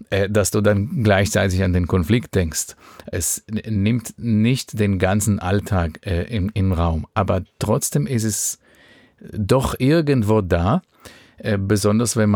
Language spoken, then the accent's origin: German; Israel; Wenn du in Israel geboren und aufgewachsen bist, das ist bei mir 1982 der Fall gew